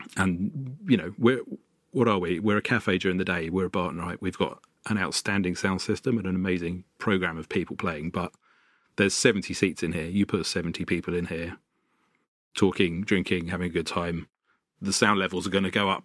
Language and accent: English; London, United Kingdom; I grew up in North London and in a quite a musical family.